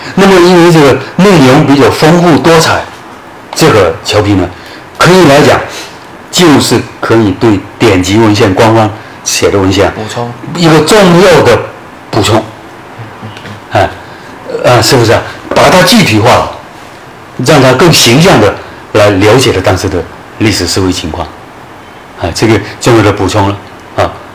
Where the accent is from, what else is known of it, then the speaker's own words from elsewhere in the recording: Guangdong, China; 我们这个侨乡侨眷啊，经济生命线， 嗯嗯 因为我们潮汕地区百分之五十以上都是要靠靠侨会生活的